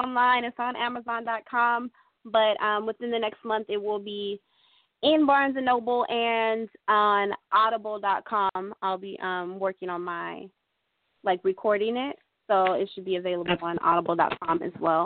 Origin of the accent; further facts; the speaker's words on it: Stockton, California, United States; I'm from Stockton, California.